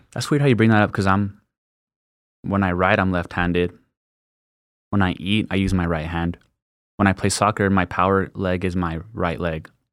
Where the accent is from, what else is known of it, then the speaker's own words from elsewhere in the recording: El Paso, Texas, United States; born and raised in El Paso, northeast El Paso my whole life, went to Parkland.